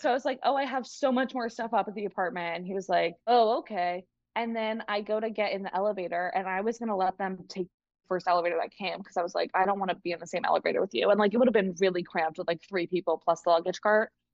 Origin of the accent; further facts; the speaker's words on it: Massachusetts, United States; I am from Massachusetts, but I'm currently down south.